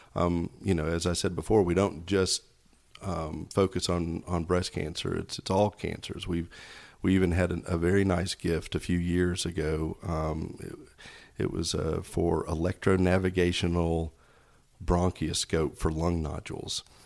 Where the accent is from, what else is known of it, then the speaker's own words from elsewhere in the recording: Knoxville, Tennessee, United States; moved away as an adult; also born or lived in Snellville, Georgia; now in Georgia, United States; I grew up in Knoxville, Tennessee